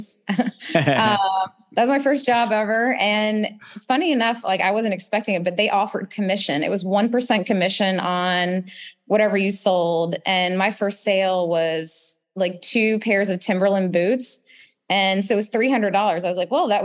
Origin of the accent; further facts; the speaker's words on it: Charlotte, North Carolina, United States; I grew up in Charlotte